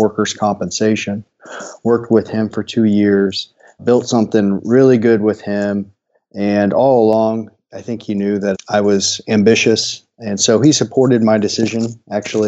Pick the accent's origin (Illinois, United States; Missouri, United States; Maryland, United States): Missouri, United States; Centralia; now in Columbia, United States; I'm from a small town Tyson's familiar with, Centralia, Missouri